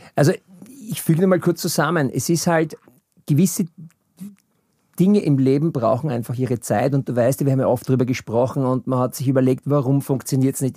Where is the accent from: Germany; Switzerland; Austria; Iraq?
Austria; Vienna; Ich bin 68 in Wien geboren